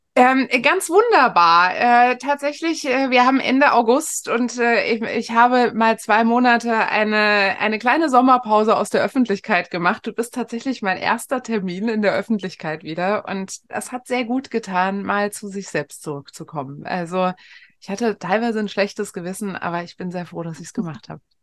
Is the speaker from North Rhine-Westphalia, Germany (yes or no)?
no; Frankfurt am Main, Hesse, Germany; bin ich äh, in Frankfurt am Main groß geworden